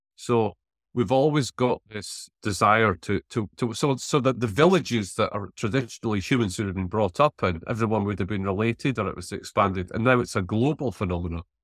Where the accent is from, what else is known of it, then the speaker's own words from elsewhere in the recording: Selkirk, Scotland, United Kingdom; I'm from the Scottish town of Selkirk in the Scottish borders